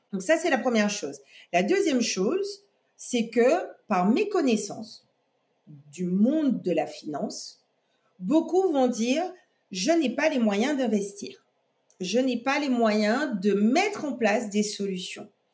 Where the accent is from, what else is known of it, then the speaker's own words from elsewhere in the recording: Guadeloupe; je suis née en Guadeloupe